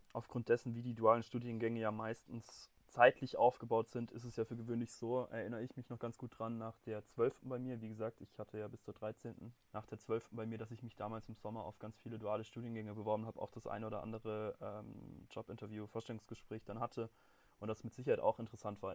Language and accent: German; Baden-Württemberg, Germany; moved away as an adult; now in Munich, Germany; bei uns in Baden-Württemberg